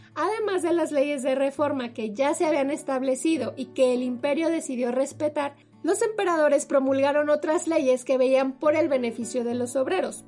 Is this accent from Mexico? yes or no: yes; Mexico; como mexicanos luego se nos olvida